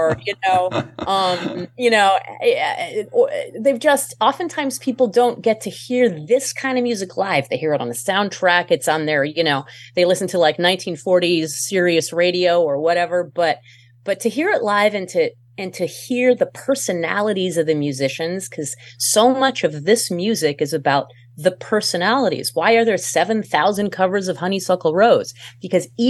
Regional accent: France; moved away; I'm not American originally. I was born in France.

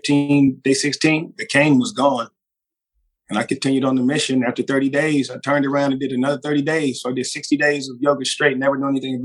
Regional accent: Los Angeles, California, United States; moved away as an adult; also born or lived in Orange County, California / Chico, California; now in Las Vegas, United States; I was born in California, South Central Los Angeles, moved to Orange County in junior high school, and basically went to junior high school in Orange County

